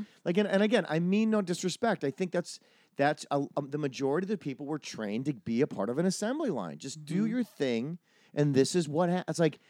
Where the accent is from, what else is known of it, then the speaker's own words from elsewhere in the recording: Wisconsin, United States; where I grew up in Wisconsin